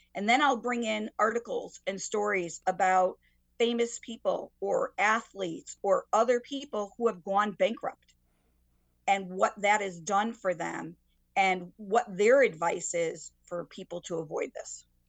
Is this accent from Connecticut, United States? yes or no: yes; Waterbury, Connecticut, United States; I grew up in Waterbury